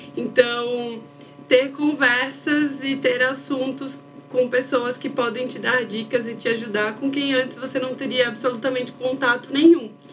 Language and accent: Portuguese; Maceió, Alagoas, Brazil; moved away as an adult; now in São Paulo, Brazil; eu nasci em Maceió e morei a vida inteira lá. Em 2019, eu mudei para São Paulo